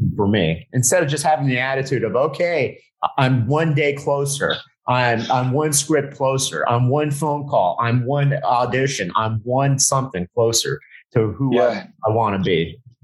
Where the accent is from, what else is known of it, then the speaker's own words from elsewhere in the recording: South Florida, United States; moved away; I'm from South Florida, but I moved moved back down